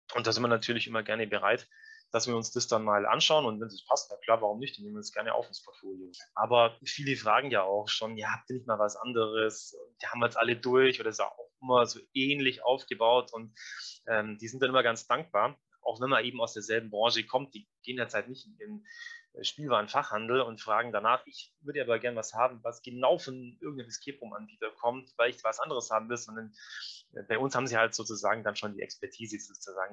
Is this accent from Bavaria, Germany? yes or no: yes; Allgäu, Bavaria, Germany; Jetzt sind wir aus dem Allgäu, relativ ländliche Gegend